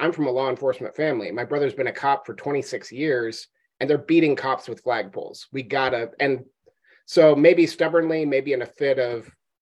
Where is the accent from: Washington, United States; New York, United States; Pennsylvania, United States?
Washington, United States; now in Alaska, United States; I grew up in Washington state